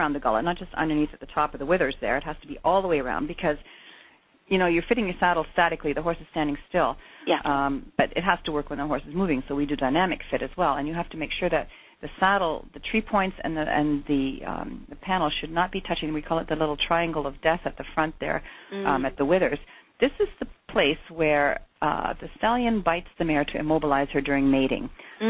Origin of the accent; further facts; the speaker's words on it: Germany; moved away as an adult; we came over in 1986 from Germany